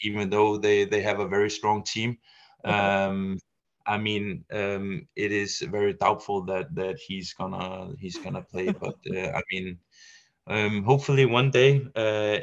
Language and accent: English; Denmark; Not only are we a very small country